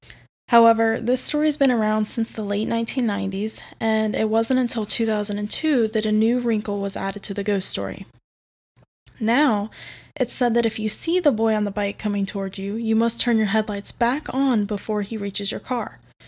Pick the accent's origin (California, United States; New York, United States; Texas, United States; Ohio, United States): Ohio, United States; Cincinnati; I'm from Cincinnati, Ohio